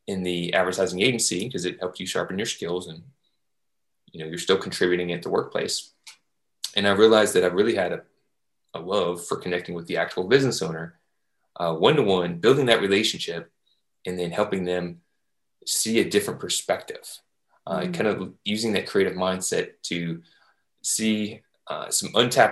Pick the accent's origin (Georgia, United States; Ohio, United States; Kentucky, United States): Kentucky, United States; Louisville; moved away as an adult; now in Jacksonville, United States; I was raised in Louisville, Kentucky